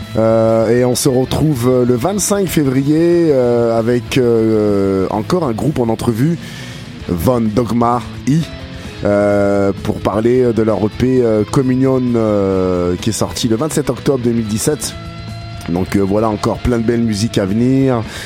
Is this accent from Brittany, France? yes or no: no; Grenoble, Auvergne-Rhône-Alpes, France; also born or lived in Quebec, Canada; now in Canada; de Grenoble, de ma ville natale en France